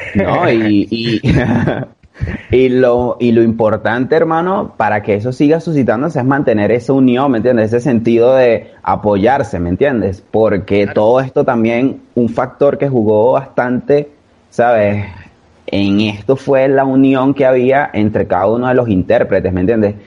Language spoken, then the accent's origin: Spanish; Caracas, Capital District, Venezuela; en Venezuela, por lo menos en Caracas, de donde yo soy